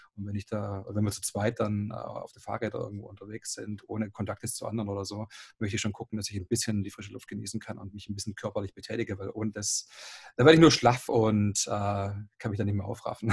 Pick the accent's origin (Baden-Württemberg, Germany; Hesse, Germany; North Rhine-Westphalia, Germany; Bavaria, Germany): Baden-Württemberg, Germany; Esslingen am Neckar; 36 Jahre alt, komme aus Esslingen am Neckar